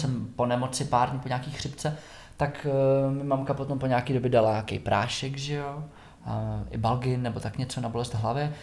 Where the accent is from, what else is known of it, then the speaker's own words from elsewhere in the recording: Sušice, Plzeň Region, Czechia; moved away as an adult; also born or lived in Prague; vyrůstal jsem v Sušici uh, až do 19.